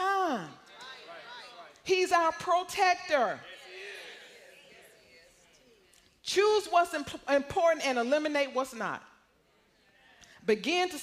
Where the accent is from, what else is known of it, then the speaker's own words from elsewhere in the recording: Arkansas, United States; moved away; I came from Arkansas, country Arkansas